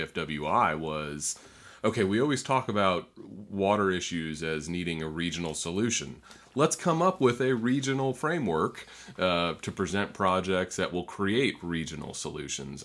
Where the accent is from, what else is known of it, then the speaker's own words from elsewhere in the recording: North Florida, United States; also born or lived in Troy, New York; even though I was born in New York, I've, I've spent a majority of my life here, and particularly in North Florida